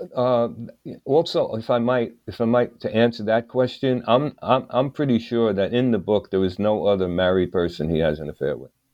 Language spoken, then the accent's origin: English; New York City, New York, United States; also born or lived in Greenwich Village, New York; I lived in the village. I came from Brooklyn, New York